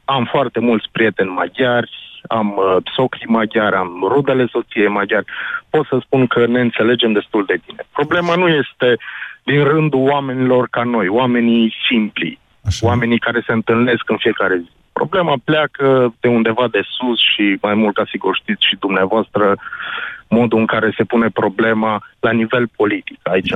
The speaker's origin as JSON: {"language": "Romanian", "town": "Sfântu Gheorghe", "region": "Covasna County", "country": "Romania", "tie": "born or raised there", "said": "ca locuitor al orașului Sfântul Gheorghe, născut, crescut aici în oraș"}